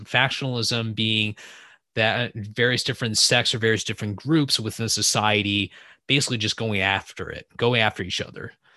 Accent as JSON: {"language": "English", "town": "San Francisco", "region": "California", "country": "United States", "tie": "born or raised there", "said": "I'm from the California Bay Area originally, grew up in the San Francisco area, but I'm currently living most of my time in the wine country"}